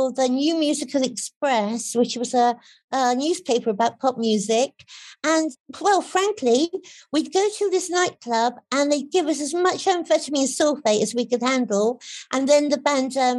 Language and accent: English; England, United Kingdom; I'm English